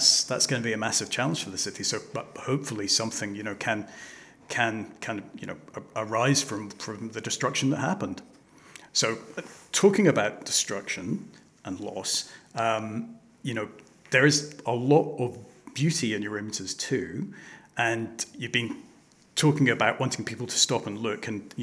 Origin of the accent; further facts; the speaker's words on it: Hong Kong; I was brought up in Hong Kong